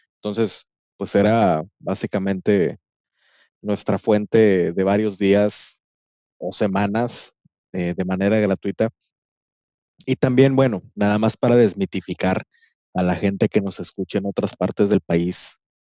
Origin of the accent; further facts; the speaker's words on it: Monterrey, Nuevo León, Mexico; como buen regiomontano